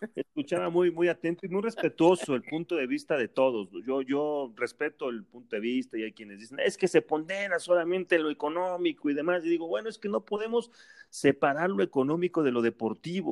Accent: Mexico

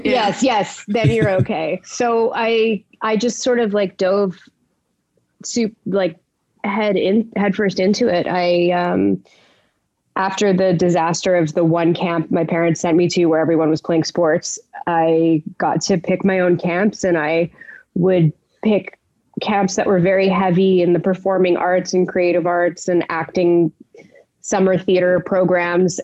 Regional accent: Montreal, Quebec, Canada; I grew up in Montreal. I'm born in Montreal, Canada. Canada. Um, I'm English

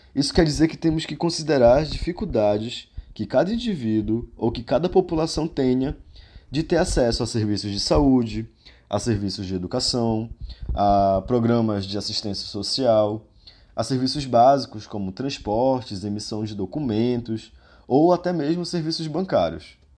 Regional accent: Pará, Brazil; minha raiz enquanto paraense e enquanto ser morador da região amazônica

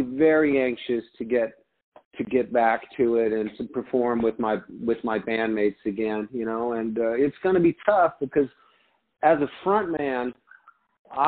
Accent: Arizona, United States; also born or lived in Detroit, Michigan; I grew up in Arizona, and my grandmother, my whole family is from Michigan originally

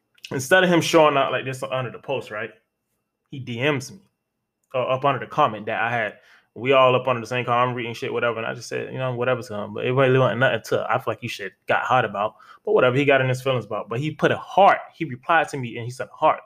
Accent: Florida, United States; I'm from Florida

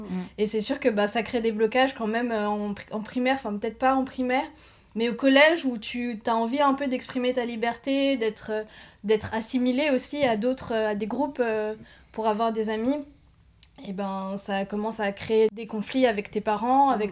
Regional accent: Paris, Île-de-France, France; j'ai grandi bah, sur Paris même

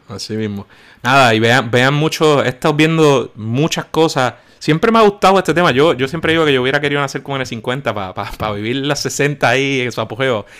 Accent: Puerto Rico; nosotros somos latinos y boricos

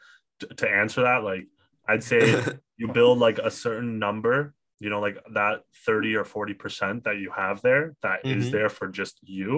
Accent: Ottawa, Ontario, Canada; now in Toronto, Canada; I'm from Ottawa

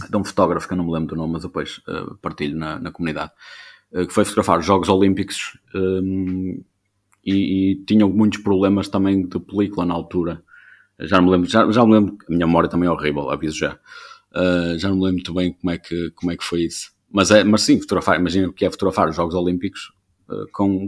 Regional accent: Vila Nova de Famalicão, Norte, Portugal; sou de Vila Nova Famalicão

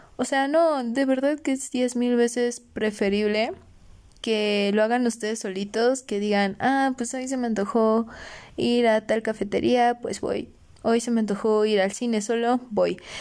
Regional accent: Orizaba, Veracruz, Mexico; moved away as an adult; also born or lived in Toluca; yo soy de Orizaba, Veracruz y pues para estudiar mi carrera me vine a vivir a Toluca

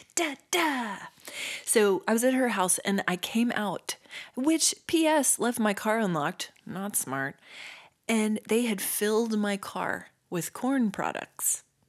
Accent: Stillwater, Oklahoma, United States; we're from Stillwater

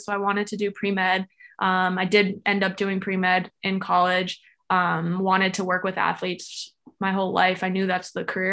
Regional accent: Florida, United States; I was born and raised in Florida.

